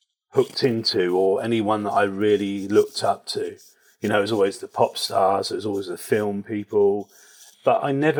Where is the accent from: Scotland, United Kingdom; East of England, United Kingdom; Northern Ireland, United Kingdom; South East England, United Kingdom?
South East England, United Kingdom; Reading; I grew up in Berkshire, in Reading in Berkshire.